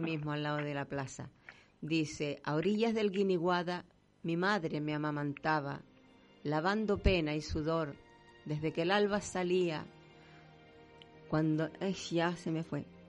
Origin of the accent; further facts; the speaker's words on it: Canary Islands, Spain; dedicados a nuestra tierra por lo que estamos pasando, no solo La Palma, sino todos unidos